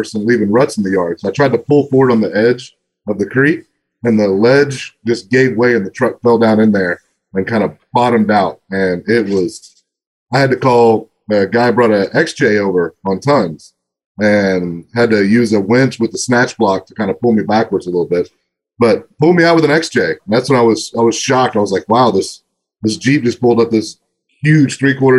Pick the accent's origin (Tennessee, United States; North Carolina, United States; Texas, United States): Texas, United States; Northeast; I grew up in Northeast